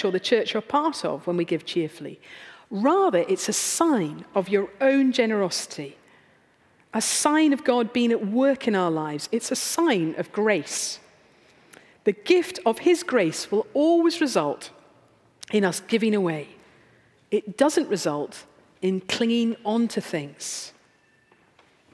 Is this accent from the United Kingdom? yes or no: yes; United Kingdom; we're British